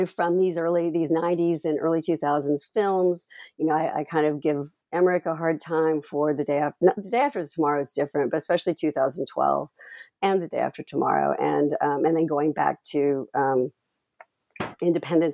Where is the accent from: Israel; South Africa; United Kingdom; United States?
United States; Texas; moved away; I'm originally from Texas